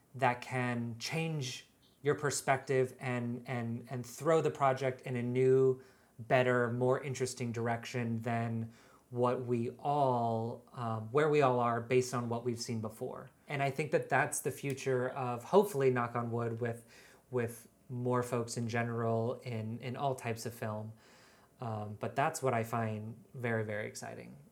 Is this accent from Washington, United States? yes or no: yes; just outside of Seattle, Washington, United States; now in New York, United States; I grew up in Washington State, just outside of Seattle.